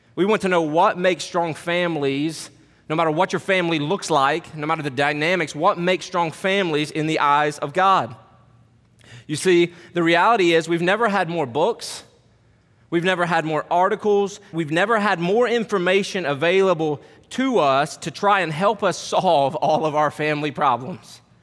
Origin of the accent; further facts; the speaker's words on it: Kentucky, United States; now in Harrisonburg, United States; I'm from Kentucky